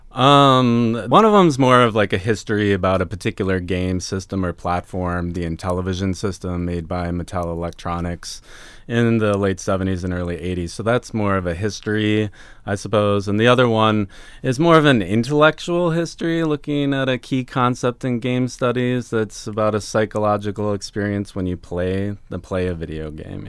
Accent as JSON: {"language": "English", "town": "Minneapolis", "region": "Minnesota", "country": "United States", "tie": "born or raised there", "said": "I grew up in Minneapolis, in the suburbs of Minneapolis yeah. So Minnesota boy"}